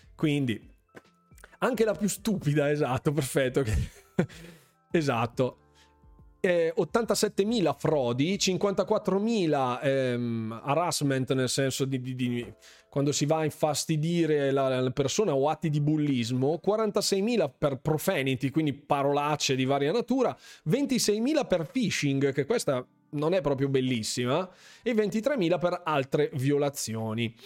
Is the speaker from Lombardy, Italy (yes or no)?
yes; Bergamo, Lombardy, Italy; io praticamente sono di Bergamo